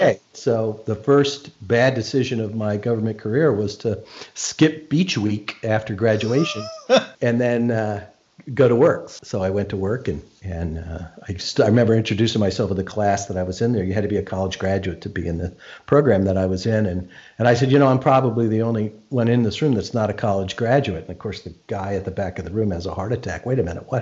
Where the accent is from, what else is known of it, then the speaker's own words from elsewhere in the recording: Arlington, Virginia, United States; I grew up in Arlington